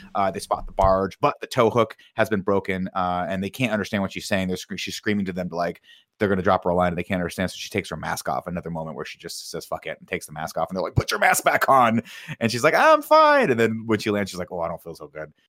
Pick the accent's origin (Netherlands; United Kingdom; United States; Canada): United States; Riverside, California; growing up in Riverside